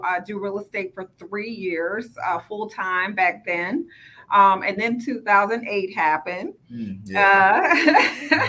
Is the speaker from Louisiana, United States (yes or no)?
yes; New Orleans, Louisiana, United States; accent: twang; moved away as an adult; now in Houston, United States; I'm originally from New Orleans, if you haven't heard my twang come out. But I came to Houston via Hurricane Katrina